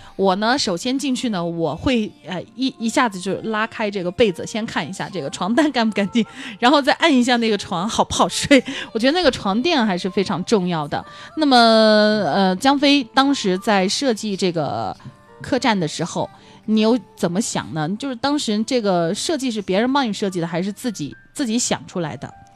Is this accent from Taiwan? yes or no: no; Dali, Yunnan, China; 我们大力本地人非常地淳朴啊